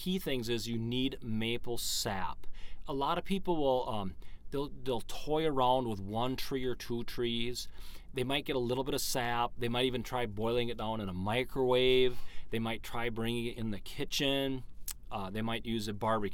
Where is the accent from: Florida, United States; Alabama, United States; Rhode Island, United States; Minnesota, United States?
Minnesota, United States; Vergas; We've lived here all our life. Matter of fact, I live on the same farm that my grandfather, Ed, had